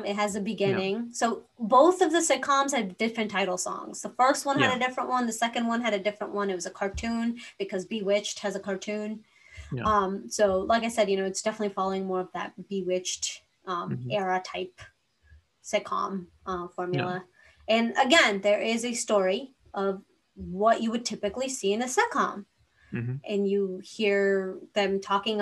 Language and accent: English; India; moved away; so I grew up in India